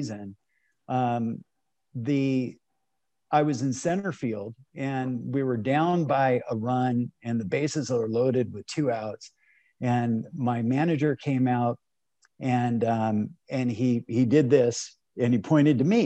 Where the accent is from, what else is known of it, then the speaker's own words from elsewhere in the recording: Los Angeles, California, United States; I grew up here in Los Angeles